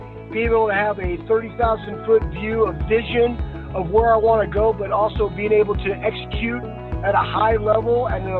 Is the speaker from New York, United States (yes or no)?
no; Texas, United States; moved away as an adult; also born or lived in Columbus, Ohio; I grew up in Texas